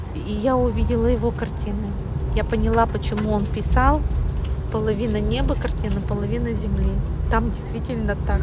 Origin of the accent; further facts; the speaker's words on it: Perm, Perm Krai, Russia; из Перми